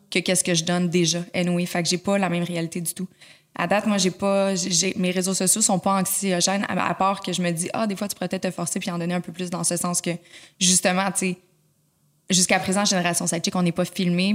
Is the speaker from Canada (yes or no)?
yes; Laval, Quebec, Canada; Je suis née à Laval, j'ai grandi pas je suis née, suis grandi à Laval